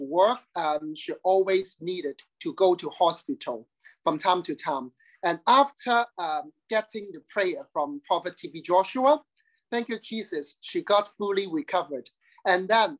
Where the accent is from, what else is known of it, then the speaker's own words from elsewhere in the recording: Hong Kong; I come from Hong Kong